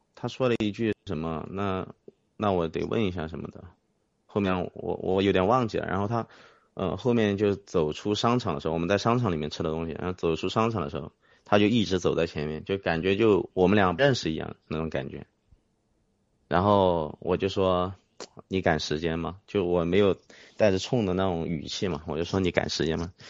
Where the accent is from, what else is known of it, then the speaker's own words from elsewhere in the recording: Huaihua, Hunan, China; moved away as an adult; now in Changsha, China; 我老家是怀化的嘛